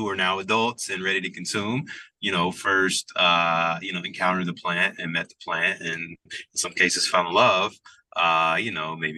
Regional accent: Birmingham, Alabama, United States; moved away as an adult; now in Chicago, United States; I'm originally from Birmingham, Alabama, is where I was born and lived until I was 18. Grew up in a predominantly black, almost like all black neighborhood

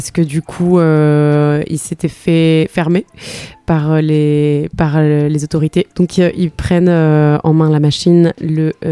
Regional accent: Spain; born or raised there; also born or lived in London; now in France

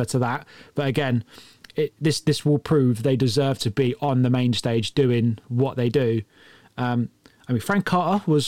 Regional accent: High Wycombe, South East England, United Kingdom; my own town there, or my hometown there

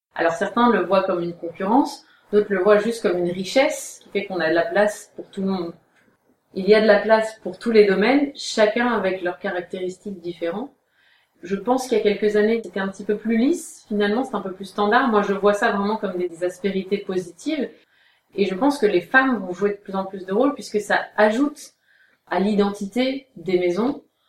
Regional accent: Aube, Grand Est, France; also born or lived in Paris; on a un domaine qui est dans l'Aube, qui est assez isolé géographiquement, même si c'est là où j'ai grandi, c'est là où je suis née

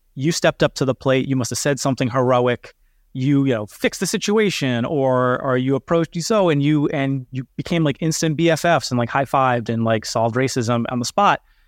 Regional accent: United States; I'm American and of European ancestry

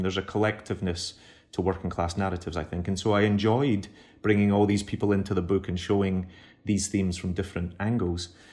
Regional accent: Glasgow, Scotland, United Kingdom; moved away as an adult; now in New York, United States; I'm an immigrant now. I was born and raised in Glasgow. All my family are still on the south side, but I live in New York.

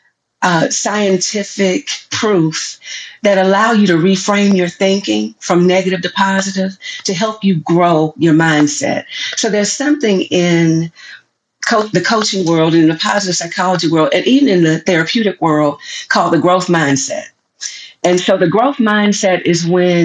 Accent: the South, United States; I'm from the South

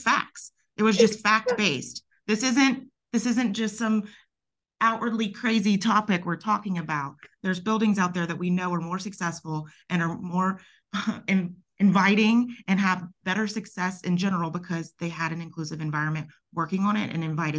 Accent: the South, United States; I'm not Nigerian very obviously, but I'm a Southern woman and I'm Jewish and Italian.

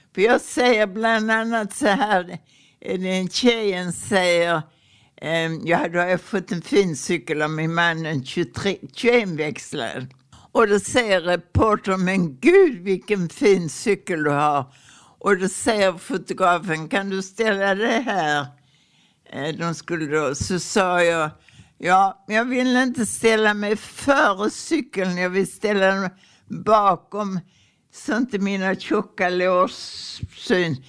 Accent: Ystad, Skåne, Sweden; also born or lived in Prästheden; på mina föräldrars statare på Krageholms gård

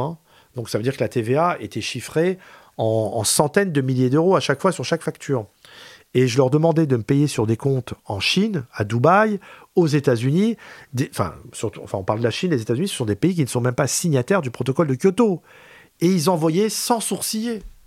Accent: Pantin, Île-de-France, France; also born or lived in Aubervilliers / Paris; J'ai grandi à Pantin

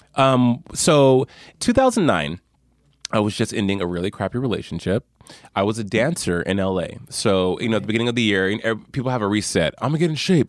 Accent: Albuquerque, New Mexico, United States; my hometown of Albuquerque

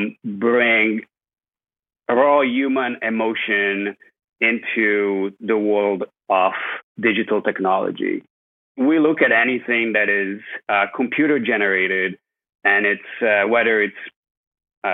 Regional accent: Italy; moved away as an adult; also born or lived in Scotland / California; now in Los Angeles, United States; I grew up in Italy

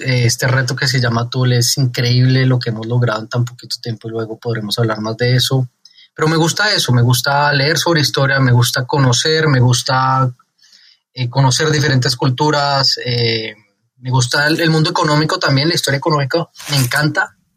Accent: Colombia; moved away; also born or lived in Mexico; colombiano de nacimiento, mexicano de corazón

